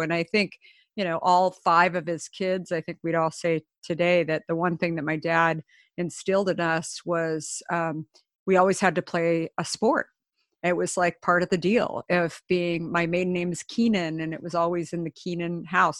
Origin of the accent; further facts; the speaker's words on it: Scottsdale, Arizona, United States; also born or lived in Minneapolis; I grew up the last of five kids in Scottsdale, Arizona